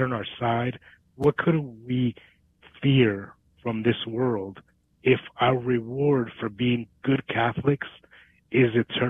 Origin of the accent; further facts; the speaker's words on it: New Jersey, United States; also born or lived in New York; now in Dallas, United States; I come from New York originally. Well, I'm from New Jersey, but I moved to Dallas from New York.